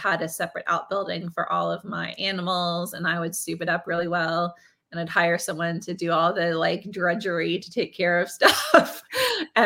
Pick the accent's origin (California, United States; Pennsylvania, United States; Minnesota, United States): Pennsylvania, United States; near Pittsburgh; I grew up near Pittsburgh